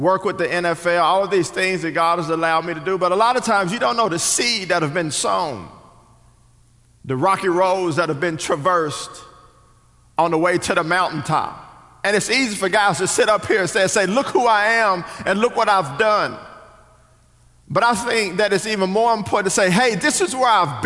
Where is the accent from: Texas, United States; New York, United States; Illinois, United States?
Texas, United States; Richardson; I'm from Richardson, Texas, which is just right up the street